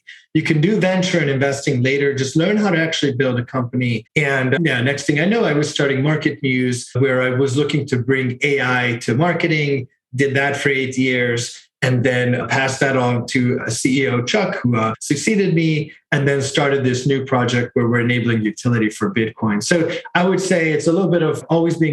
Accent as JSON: {"language": "English", "country": "Hungary", "moved": "yes", "said": "I am from Hungary also"}